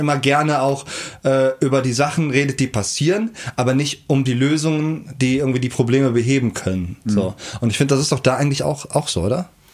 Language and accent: German; Kerpen, North Rhine-Westphalia, Germany; Wenn ich über mein Heimatdorf rede, Kerpen